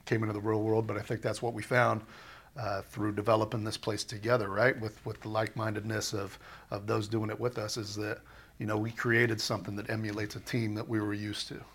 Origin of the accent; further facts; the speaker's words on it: Southern California, United States; moved away as an adult; also born or lived in Minnesota; back in California and just growing up in Southern California